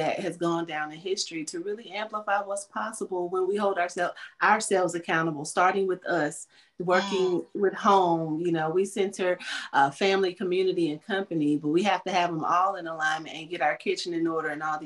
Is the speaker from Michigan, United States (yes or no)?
no; North Carolina, United States; here in North Carolina, my home state